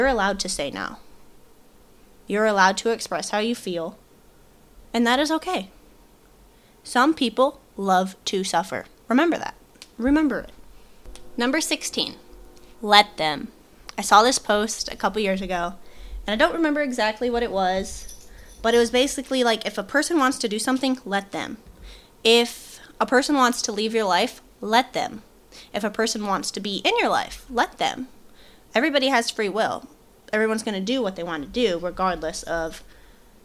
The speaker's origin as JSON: {"language": "English", "region": "Michigan", "country": "United States", "moved": "yes", "said": "I'm originally from Michigan"}